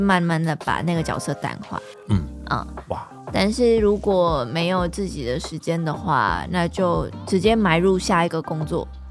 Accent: Vietnam; first language Vietnamese; Chinese is a second language; now in Taiwan; 只是对于我就是越南来的

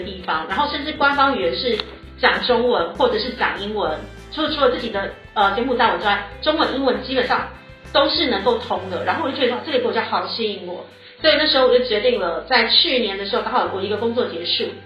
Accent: Taiwan; moved away as an adult; also born or lived in United Kingdom / United States; now in Cambodia; 因为我就是算从小在台湾出生，出长的台湾人。然后到了大学的时候，呃，因为从小父母就有想把我送出国念书的一个这样的想法，所以到大学的，呃，在我高中毕业的时候，我就到了英国去念大学。然后在英国念了差不多四年半多的时间，然后就先回到台湾，然后想说先工作。那工作接触了几个，就是自己梦想中的几个工作之后，觉得好像还是不够，所以我就后来又跑到美国去念了珠宝鉴定

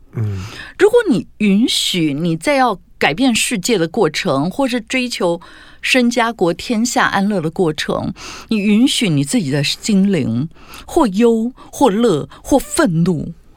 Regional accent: Tainan, Taiwan; 因为我们家是台南人

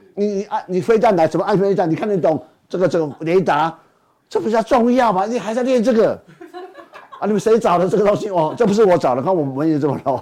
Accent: Taiwan; 其实我们台湾人哦，就觉得说台北加高雄很远

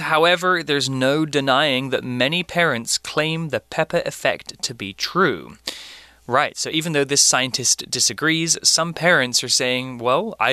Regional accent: United Kingdom; now in Asia; I've been living in Asia for 10 years now, so so I've developed a slight American accent to my way of speaking because I'm not surrounded by British people anymore.

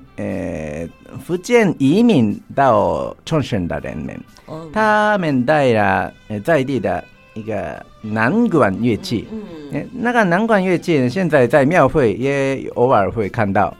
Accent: Chofu, Tokyo, Japan; Chinese is a second language; moved away as an adult; now in Tainan, Taiwan; 我的故乡是东京的，有一个城市嗯。叫做调布市

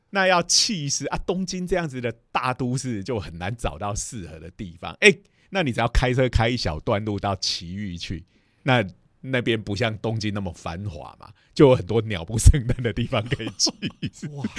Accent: Taiwan; 我们台湾的小学生、中学嗯。生都要做科展

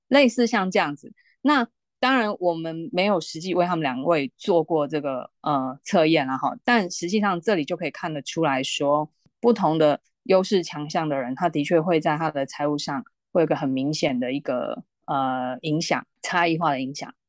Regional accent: Taiwan; 我们台湾人

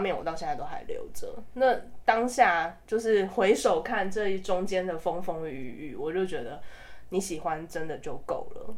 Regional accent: Taiwan; 身为台湾人，我真的非常自豪啦

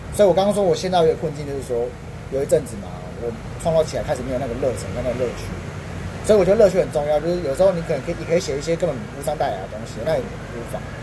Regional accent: Taiwan; 虽然我是台湾人，虽然我不是这个音乐的原生的一个族，族群

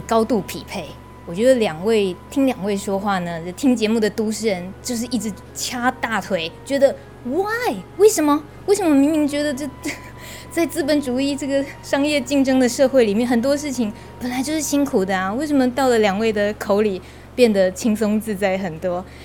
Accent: Taiwan; 以我们台湾人

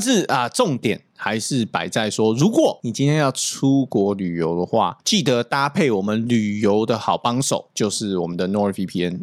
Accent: Taiwan; also born or lived in North America; 我们的视台湾人

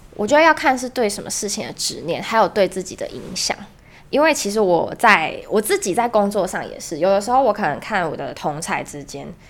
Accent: Kaohsiung, Taiwan; 我来自高雄

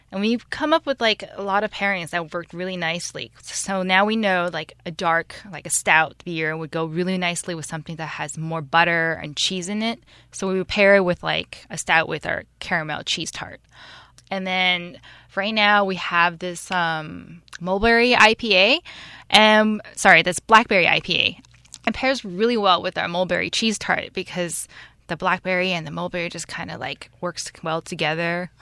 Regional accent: San Francisco Bay Area, California, United States; moved away as an adult; now in Taiwan; I grew up in the San Francisco Bay Area and had lived there for over twenty years.

